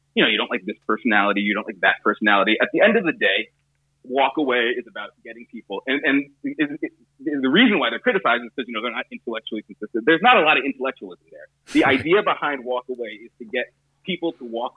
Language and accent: English; Southern California, United States; I grew up in Southern California